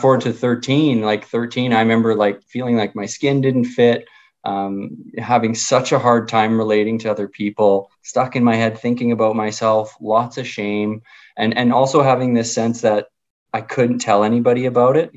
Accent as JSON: {"language": "English", "town": "Winnipeg", "region": "Manitoba", "country": "Canada", "tie": "born or raised there", "said": "I grew up in Charleswood in Winnipeg"}